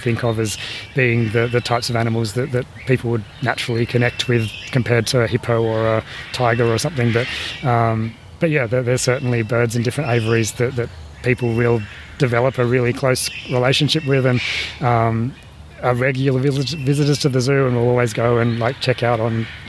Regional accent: Australia; also born or lived in Toronto, Canada; those of us growing up in Australia

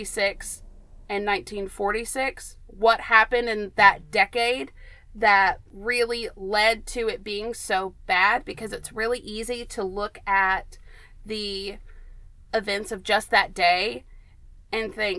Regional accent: Athens, Tennessee, United States; we're from Athens, Tennessee. I was born and raised

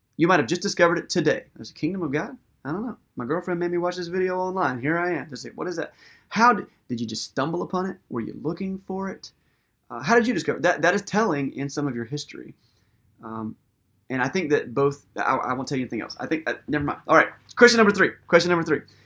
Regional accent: United States; we're modern American people

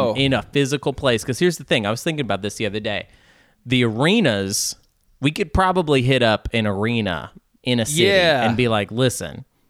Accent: Arkansas, United States; I'm from Arkansas.

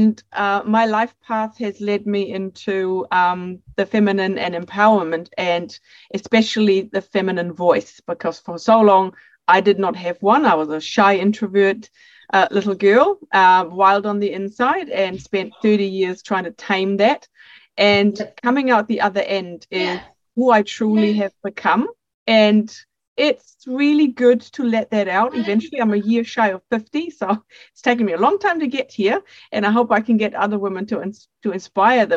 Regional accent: Germany; accent: a little bit of a mix; English is a second language; moved away as an adult; now in New Zealand; I'm born and bred in Germany, and I moved to New Zealand when I was 25

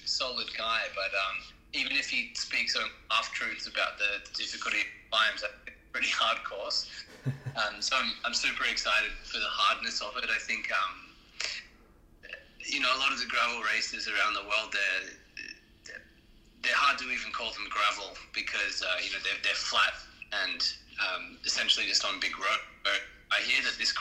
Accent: Australia; being Australian

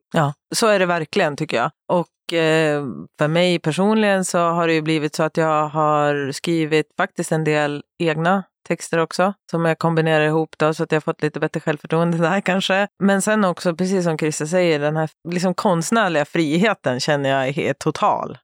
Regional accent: Sundsvall, Västernorrland County, Sweden; moved away as an adult; now in Stockholm, Sweden; jag har ju bott i Stockholm halva mitt liv, men jag kommer från Sundsvall. Så jag flyttade väl till Stockholm när jag var 19, 20

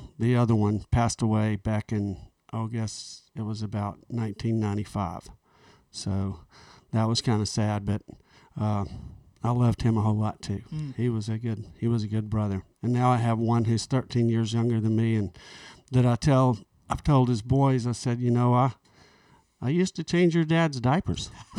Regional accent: Montgomery, Alabama, United States; born there; I was born in Montgomery at Maxwell Air Force Base

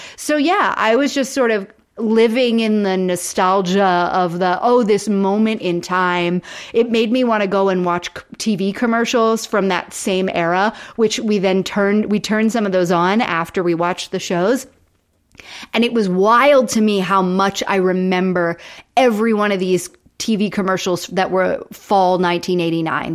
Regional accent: Florida, United States; I grew up in Florida

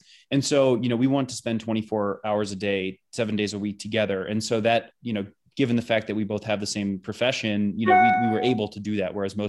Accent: Illinois, United States; I grew up outside of Chicago. So kind of just a little suburb out there.

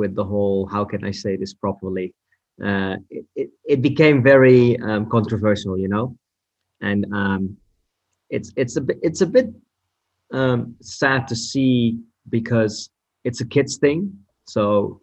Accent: Zwolle, Overijssel, Netherlands; moved away as an adult; also born or lived in Almelo; I moved when I was 3 to Zwolle. And Zwolle is actually basically my hometown

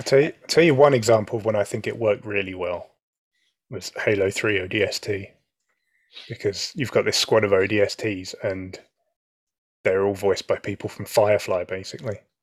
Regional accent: United Kingdom; as a Brit

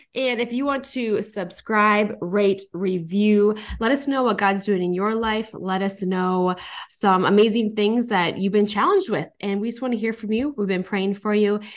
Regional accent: North Dakota, United States; moved away as an adult; now in Minnesota, United States; I'm from North Dakota and I, I left and I moved to Minnesota

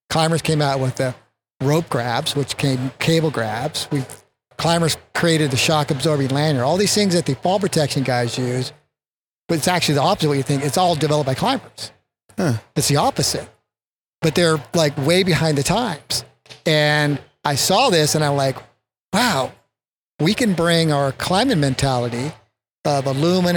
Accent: Northern California, United States; I was born in Northern California

